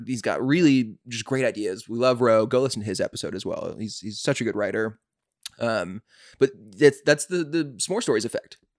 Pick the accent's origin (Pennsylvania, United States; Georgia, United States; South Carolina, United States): Georgia, United States; Atlanta; I'm from Atlanta